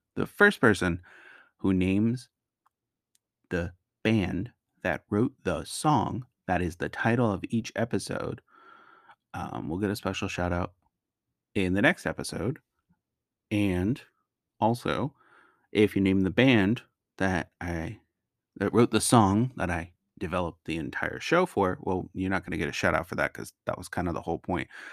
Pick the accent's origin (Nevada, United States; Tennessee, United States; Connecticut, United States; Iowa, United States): Connecticut, United States; Naugatuck Valley; moved away as an adult; also born or lived in Augusta, Georgia; I grew up in that area, lived there for twenty years